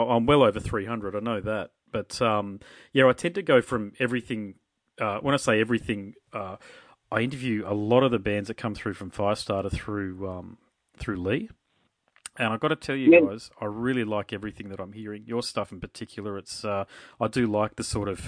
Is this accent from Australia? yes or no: yes; Australia; I'm as Aussie as everybody else is, I'm Australian